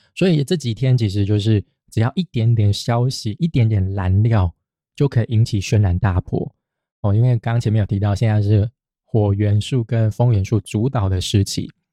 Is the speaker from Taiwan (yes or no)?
yes; Taiwan; 就跟我们台湾人也是啊，就嫌弃日本人的纳豆臭一样